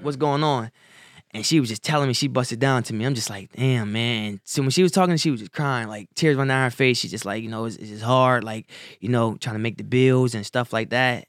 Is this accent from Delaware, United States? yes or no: yes; Wilmington, Delaware, United States; also born or lived in Salisbury, North Carolina; I was born in Salisbury, North Carolina, but I grew up in Wilmington, Delaware